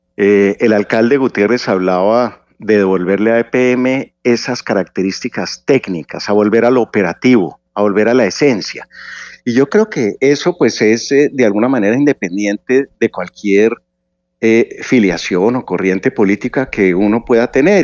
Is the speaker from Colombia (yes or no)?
yes; Colombia; como colombiano